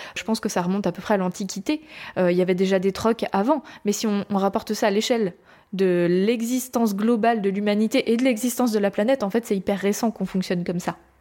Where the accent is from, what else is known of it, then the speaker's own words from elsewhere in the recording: France; je suis française